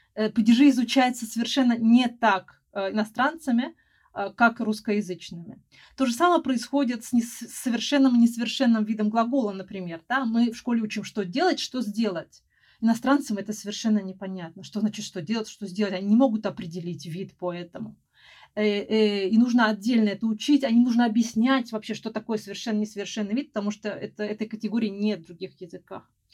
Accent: Moscow, Russia; also born or lived in Spain; потом вернулась обратно в Москву, Э, я из Москвы

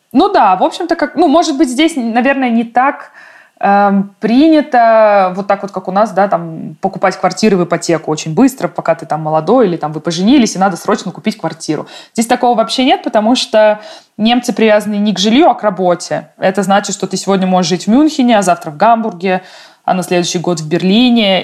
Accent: Russia; also born or lived in Munich, Germany; now in Germany; я чувствую себя и русской тоже

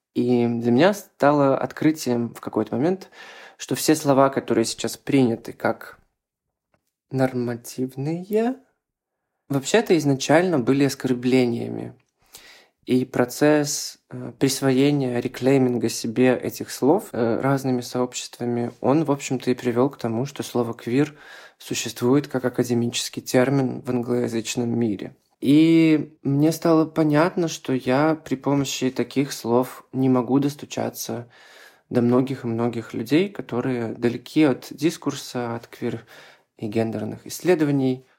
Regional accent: Belarus; я активист из Беларуси

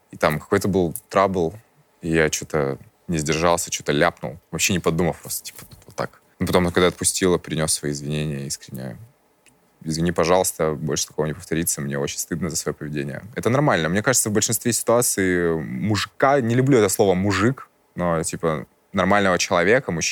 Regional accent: Crimea, Ukraine; Я из Крыма. У нас там это винные столицы. То есть я... Мы из Крыма.

